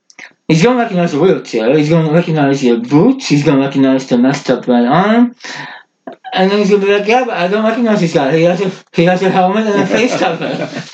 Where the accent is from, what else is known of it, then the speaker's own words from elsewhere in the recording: Norway; first language Norwegian; English is a second language; my mother language is Norsk Bokmål, so Norwegian, the official language of Norway, but in Norway there's two languages, Bokmål and Nynorsk. I do speak both